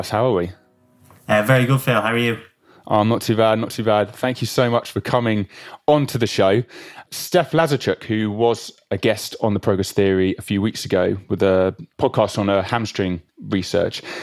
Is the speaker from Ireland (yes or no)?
yes; Dublin, Leinster, Ireland; accent: Irish; now in Manchester, United Kingdom